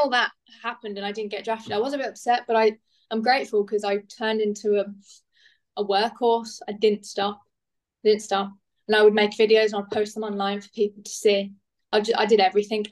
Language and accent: English; United Kingdom; moved away as an adult; also born or lived in United States; being British